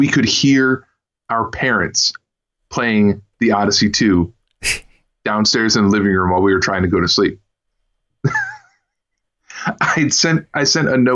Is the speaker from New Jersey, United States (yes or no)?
no; Kalamazoo, Michigan, United States; I was born and raised in the same city I'm in right now, which is, Kalamazoo, Michigan